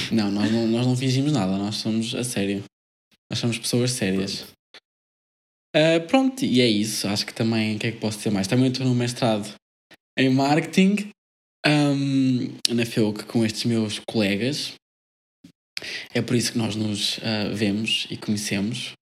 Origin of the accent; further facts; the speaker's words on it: Figueira da Foz, Centro, Portugal; Um, sou da Figueira da Foz, vocês devem conhecer porque é muito conhecido. Uh, não. É a terceira capital de Portugal.